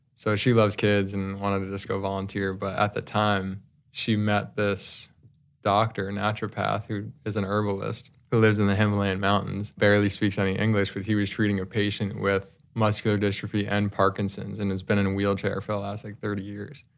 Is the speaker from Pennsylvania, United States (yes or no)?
no; New Jersey, United States; I grew up in New Jersey